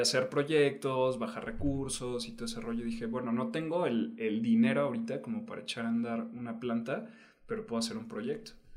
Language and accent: Spanish; Oaxaca, Mexico; yo como oaxaqueño